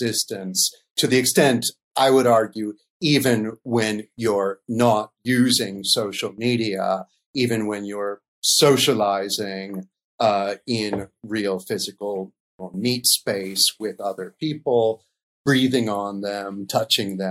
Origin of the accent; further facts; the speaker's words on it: United States; now in Paris, France; I'm a professor of philosophy at the University of Paris, though I'm originally American.